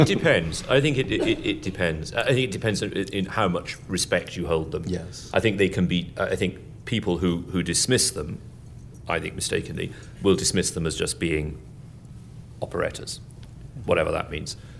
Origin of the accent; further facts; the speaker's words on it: England, United Kingdom; it's hard being English